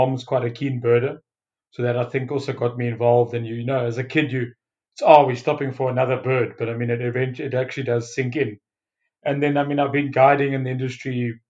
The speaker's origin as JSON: {"language": "English", "town": "Johannesburg", "region": "Gauteng", "country": "South Africa", "tie": "born or raised there", "moved": "as an adult", "lives_now": "Lowveld, South Africa", "said": "I've grown up in the Lowveld. I'm originally from Joburg for my sins, but I was brought up in the Johannesburg Zoo, where my dad was the creator of primates and small cats."}